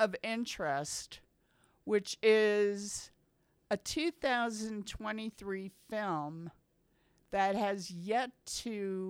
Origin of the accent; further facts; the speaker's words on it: United States; It's just that we're American, so we don't know yet.